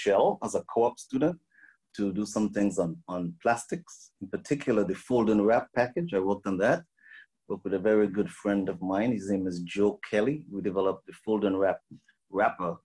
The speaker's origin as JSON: {"language": "English", "country": "St. Kitts & Nevis", "tie": "born or raised there", "also_born_or_lived": "Texas, United States", "moved": "as an adult", "lives_now": "United States", "said": "I grew up in the Caribbean. I was born on an island called St. Kitts"}